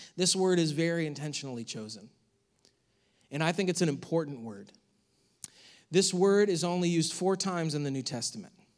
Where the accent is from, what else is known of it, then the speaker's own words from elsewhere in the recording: United States; as American Christians